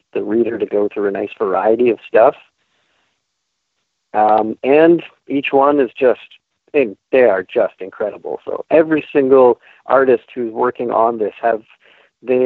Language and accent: English; St. Catharines, Ontario, Canada; also born or lived in Niagara Falls, Ontario; We grew up together in Niagara Falls and St. Catharines